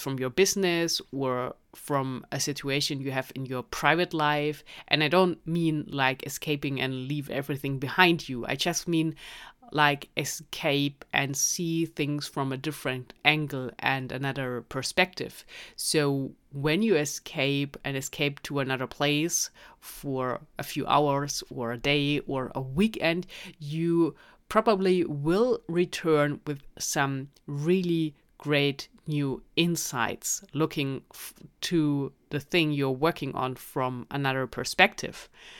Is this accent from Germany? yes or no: yes; Germany; accent: German; English is a second language; So with my German accent, probably very difficult